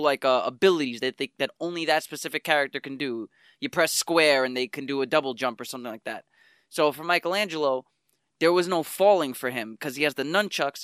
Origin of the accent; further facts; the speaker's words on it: New York City, New York, United States; I grew up in Spanish Harlem